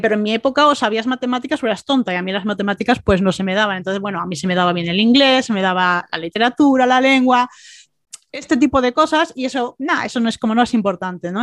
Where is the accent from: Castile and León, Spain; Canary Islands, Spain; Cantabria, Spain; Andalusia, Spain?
Andalusia, Spain; Málaga; also born or lived in Bilbao; aunque nací en Bilbao, mis padres tenían esa cultura, me trajeron a Málaga cuando era bebé